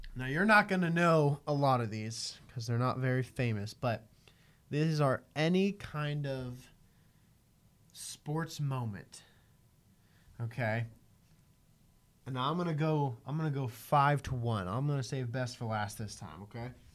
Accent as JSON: {"language": "English", "country": "United States", "said": "as an American"}